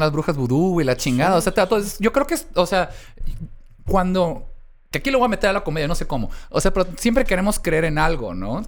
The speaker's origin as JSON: {"language": "Spanish", "country": "Mexico", "said": "a pesar de mis dos apellidos me siento muy mexicano"}